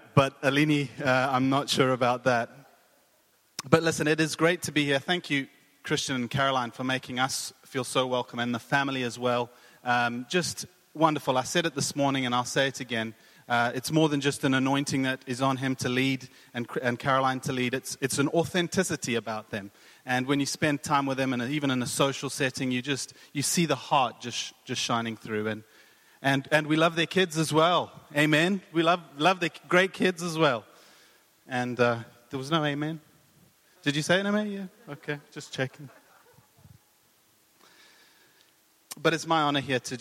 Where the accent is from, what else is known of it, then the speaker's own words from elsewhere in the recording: South Africa; moved away as an adult; also born or lived in Cape Town, South Africa / Boca Raton, Florida, United States; now in Hamilton, United Kingdom; I'm from South Africa. You can probably hear the accent